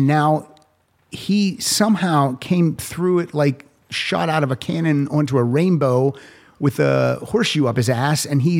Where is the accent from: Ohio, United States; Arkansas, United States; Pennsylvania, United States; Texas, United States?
Pennsylvania, United States; moved away; I'm from Pennsylvania. I went to a Catholic school.